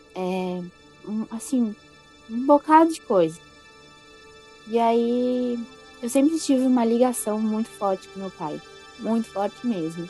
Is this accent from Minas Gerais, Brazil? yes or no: no; Florianópolis, Santa Catarina, Brazil; also born or lived in Rio Grande do Sul; eu sou gaúcha. E eu me mudei para Floripa logo após o falecimento da minha avó. Uhum. Eu tinha seis anos quando eu cheguei em Floripa.